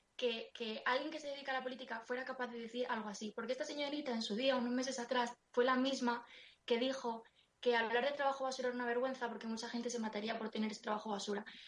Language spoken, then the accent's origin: Spanish; Madrid, Community of Madrid, Spain; yo soy de Vallecas y, y yo he ido al cole y al instituto con gente que tenía menos recursos que yo